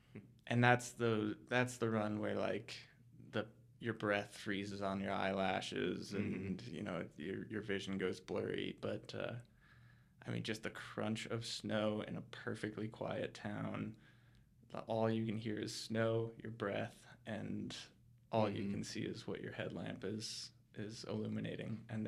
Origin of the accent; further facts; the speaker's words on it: Colorado Springs, Colorado, United States; I was born and raised here in Colorado Springs